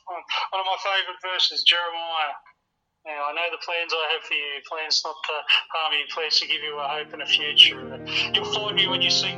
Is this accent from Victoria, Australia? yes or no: no; Wollongong, New South Wales, Australia; this is …. We're from Wollongong and we're here.